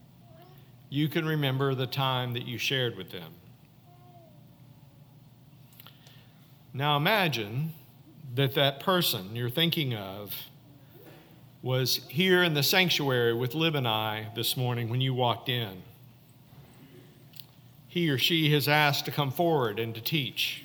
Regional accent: Fayetteville, Arkansas, United States; moved away; my hometown, Fayetteville, Arkansas, at 1751 Wheeler Street

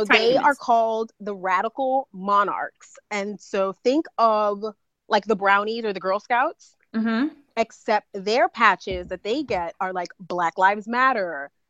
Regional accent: New York City, New York, United States; now in Portland, United States; a Black girl living in Portland from the South Bronx.

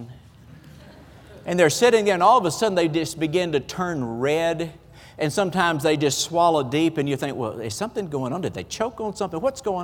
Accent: the South, United States; accent: Southern; we're from the South, and you know, we talk a little different.

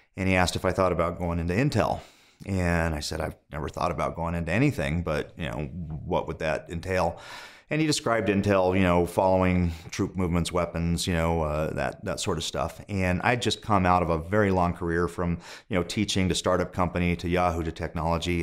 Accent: Indio, California, United States; moved away as an adult; also born or lived in Los Angeles / New York / Montana; I was born in the Los Angeles area, but I, I grew up in the desert in Indio, California

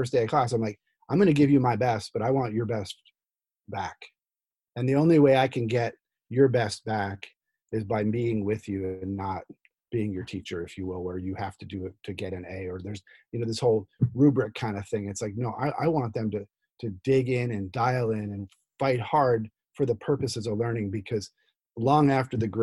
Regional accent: New Jersey, United States; moved away; also born or lived in Midwest; I'm from Jersey.

